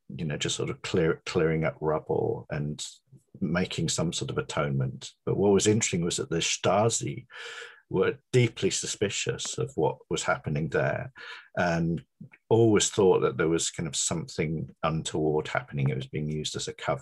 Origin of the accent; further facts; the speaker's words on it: Hull, Yorkshire and the Humber, United Kingdom; moved away; also born or lived in Coventry; I grew up in Hull, which was the biggest, the most sort of bombed city in Britain.